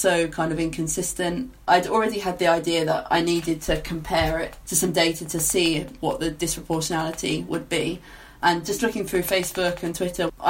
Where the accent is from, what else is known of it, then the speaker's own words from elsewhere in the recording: Essex, East of England, United Kingdom; moved away as an adult; now in Bristol, United Kingdom; I'm from Essex originally